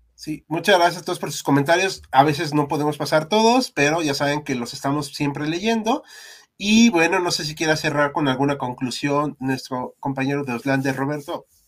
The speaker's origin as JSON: {"language": "Spanish", "country": "Mexico", "said": "somos mexicanos."}